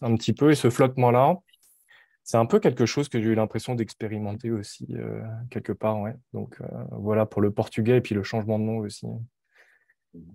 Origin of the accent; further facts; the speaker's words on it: France; moved away as an adult; now in Montreal, Canada; je suis, euh, d'origine coréenne, je suis né en France